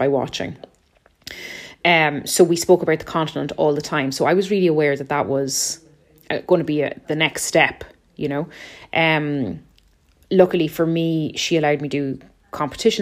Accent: Ireland; moved away as an adult; also born or lived in Munich, Germany; I'm an Irish mezzo soprano. And I have been based in Munich, I suppose, for the last 14 years.

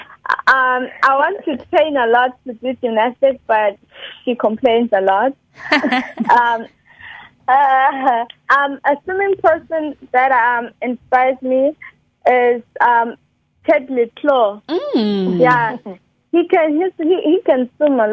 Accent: Cape Town, Western Cape, South Africa; I come from Claremont.

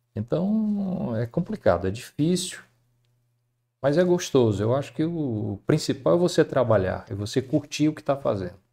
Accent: Fortaleza, Ceará, Brazil; also born or lived in Baturité; Eu nasci em Fortaleza e tive uma infância muito boa

